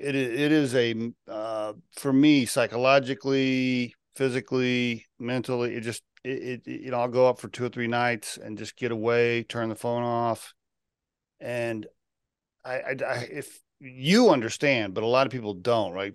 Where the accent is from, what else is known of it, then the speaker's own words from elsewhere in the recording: Oklahoma, United States; moved away as an adult; I grew up in Oklahoma